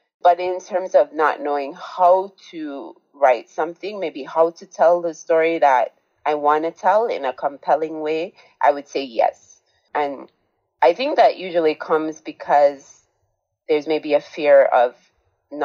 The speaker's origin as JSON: {"language": "English", "country": "Jamaica", "tie": "born or raised there", "said": "I was growing up in Jamaica, where I was born"}